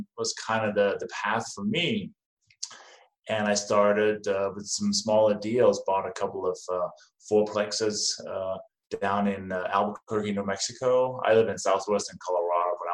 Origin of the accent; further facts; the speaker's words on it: Denmark; now in United States; as you can probably hear from my name and my accent, I wasn't born in this country. I came from Denmark. I have been in the U.S. since 1996